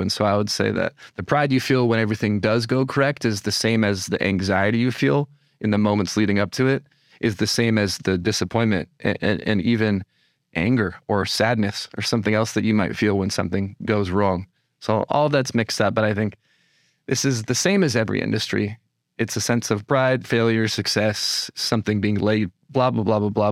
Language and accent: English; California, United States; moved away as an adult; also born or lived in Los Angeles, United States; now in New York, United States; I, uh, was born and raised in California